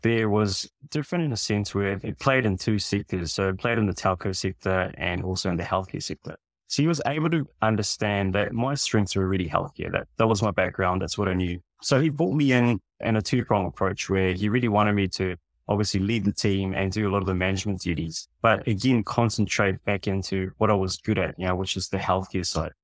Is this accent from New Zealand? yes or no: yes; New Zealand; also born or lived in Fiji; I was born in Fiji Islands. I've been raised in, in New Zealand